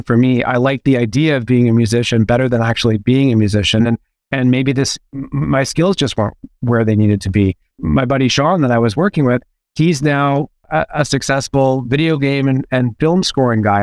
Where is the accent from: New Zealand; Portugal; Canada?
Canada; Vancouver, British Columbia; also born or lived in Hamilton, Ontario; Well, I was born in Hamilton, and then my mom and I moved to Vancouver when I was three. So I claim Vancouver.